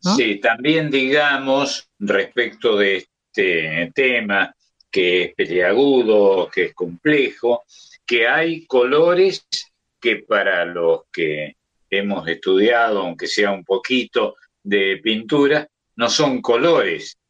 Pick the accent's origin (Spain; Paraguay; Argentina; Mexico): Argentina; crecer como tantos argentinos de mi edad